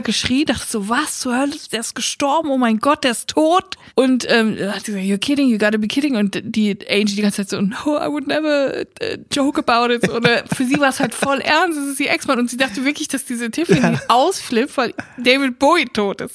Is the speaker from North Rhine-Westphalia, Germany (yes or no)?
yes; Siegerland, North Rhine-Westphalia, Germany; meiner Heimat im Siegerland